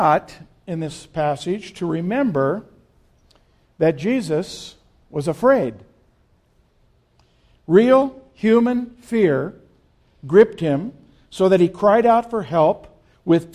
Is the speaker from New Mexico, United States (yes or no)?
yes; Las Cruces, New Mexico, United States; moved away as an adult; I grew up in Las Cruces